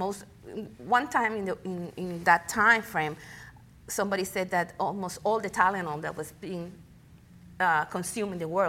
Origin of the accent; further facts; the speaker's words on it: Ponce, Puerto Rico; also born or lived in Austin, Texas; I was born and raised in Ponce, Puerto Rico. That's south of the island. And I spent all my student years in Puerto Rico until my master's degree. I came to Dallas, to Austin, Texas